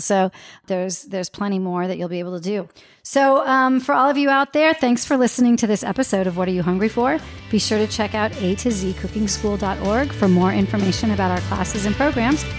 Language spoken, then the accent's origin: English; Santa Maria, California, United States; I grew up in Santa Maria where it was the dry rub